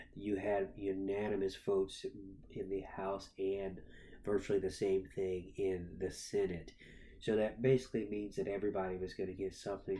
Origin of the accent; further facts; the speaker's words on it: Norfolk, Virginia, United States; The president is in my hometown right now. He is in Norfolk, Virginia